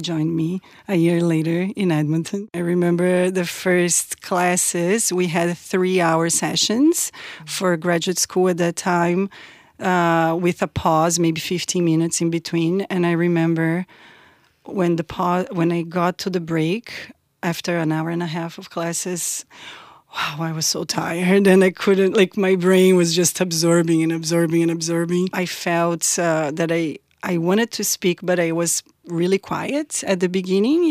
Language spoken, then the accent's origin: English; Porto Alegre, Rio Grande do Sul, Brazil; moved away as an adult; also born or lived in Florianópolis, Brazil; now in Peterborough, Canada; I am originally from a place called, uh, Porto Alegre, which is a city in the south of Brazil. It's actually the capital city of Rio Grande do Sul.